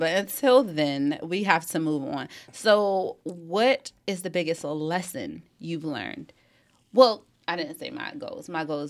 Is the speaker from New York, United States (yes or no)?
no; Upper Marlboro, Maryland, United States; I'm from Upper Marlboro.